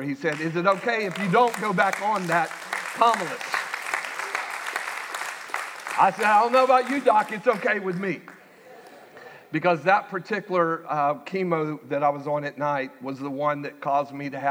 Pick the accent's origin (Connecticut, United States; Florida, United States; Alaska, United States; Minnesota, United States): Florida, United States; Winter Haven; moved away; Winter Haven, my hometown